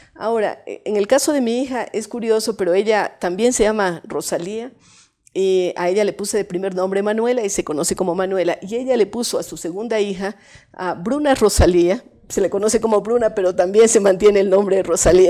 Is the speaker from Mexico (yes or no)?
no; Cuenca, Azuay, Ecuador; also born or lived in Bogotá, Colombia; yo nací en Cuenca